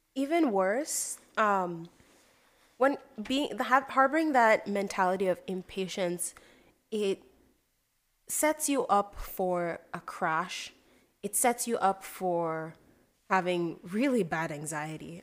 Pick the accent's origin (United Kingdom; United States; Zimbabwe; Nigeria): Nigeria; moved away; the mentality of being overly competitive as a Nigerian came because it is so competitive at home